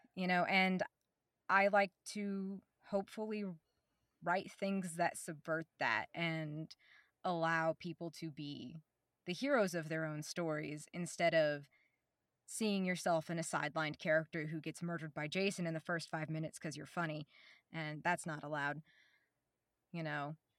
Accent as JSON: {"language": "English", "region": "Oklahoma", "country": "United States", "tie": "born or raised there", "said": "I'm from Oklahoma. like the little bio said, I, uh, I born here, raised here in the middle of the woods"}